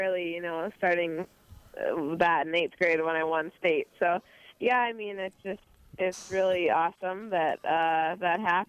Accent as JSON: {"language": "English", "area": "Detroit area", "region": "Michigan", "country": "United States", "tie": "born or raised there", "also_born_or_lived": "Nebraska", "said": "I'll be in my hometown playing Detroit Country Club"}